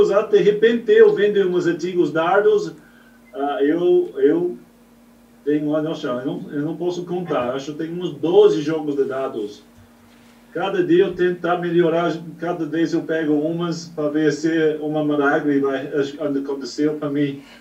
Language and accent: Portuguese; New Zealand; Portuguese is a second language; Eu venho da, do outro lado do mundo, eu sou originalmente de Nova